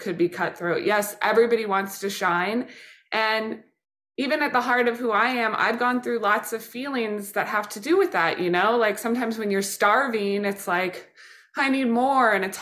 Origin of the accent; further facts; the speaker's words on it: Kansas City, Missouri, United States; now in New York, United States; We grew up in Kansas City, been watching games since then